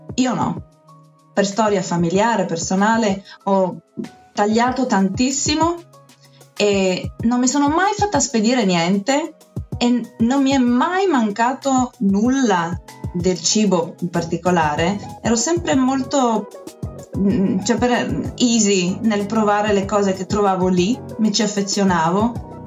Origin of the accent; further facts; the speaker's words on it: Gorizia, Friuli-Venezia Giulia, Italy; moved away as an adult; also born or lived in Tuscia, Viterbo; sono nata a Gorizia sul confine sloveno